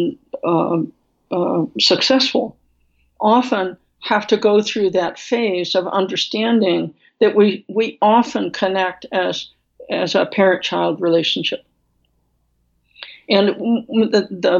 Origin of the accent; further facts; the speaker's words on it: Midwest, United States; being from the Midwest, where I was born